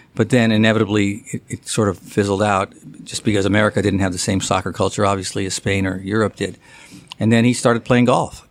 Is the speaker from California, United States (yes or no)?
yes; San Francisco, California, United States; I grew up in San Francisco